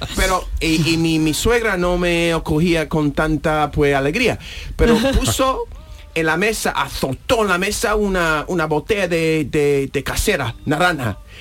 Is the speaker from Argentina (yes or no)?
no; United States; Spanish is a second language; moved away as an adult; now in Spain; soy un americano